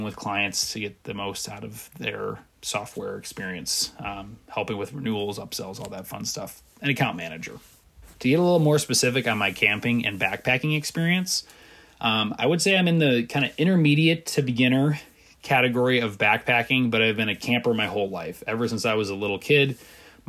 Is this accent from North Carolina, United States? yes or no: no; Wisconsin, United States; moved away as an adult; also born or lived in Indiana; I'm originally from Wisconsin, have spent most of my life there.